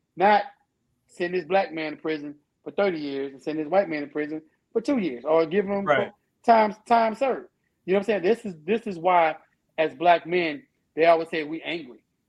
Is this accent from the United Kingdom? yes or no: no; United States; I'm American. I was born here. My parents were born here.